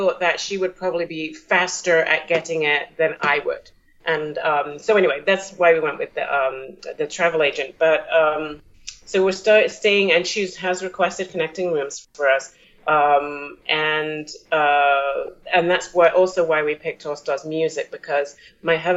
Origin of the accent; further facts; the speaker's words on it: New York, United States; We're from New York